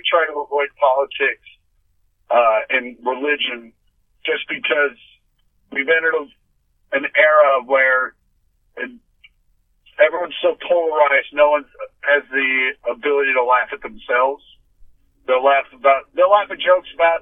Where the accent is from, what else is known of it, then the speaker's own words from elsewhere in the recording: Kansas City, United States; my hometown of Kansas City